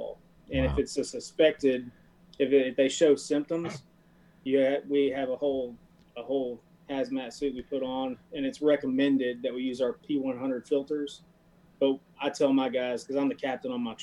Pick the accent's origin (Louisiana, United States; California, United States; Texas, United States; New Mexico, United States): Louisiana, United States; Bossier City; I'm from Bossier City, Louisiana